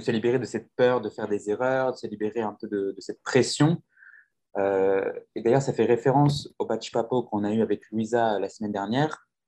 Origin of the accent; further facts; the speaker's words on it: France; moved away as an adult; now in São Paulo, Brazil; je suis français, je suis arrivé au Brésil, ça fait bientôt trois ans que je vis à São ah. Paulo